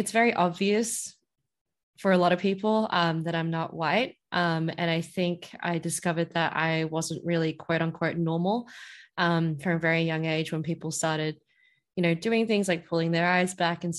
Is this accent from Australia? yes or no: yes; Whadjuk Noongar land, Western Australia, Australia; first language English; now in Melbourne, Australia; I'm originally from Wajuknuma land over in WA.